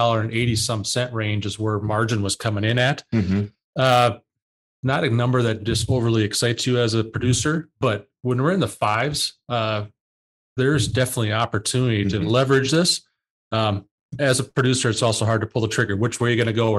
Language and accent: English; Southern Minnesota, United States; I'm from Southern Minnesota